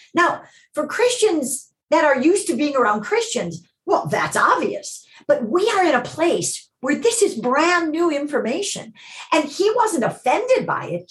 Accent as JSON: {"language": "English", "town": "Chicago", "region": "Illinois", "country": "United States", "tie": "born or raised there", "moved": "as an adult", "lives_now": "Los Angeles, United States", "said": "I grew up in Chicago in a home where we went to church"}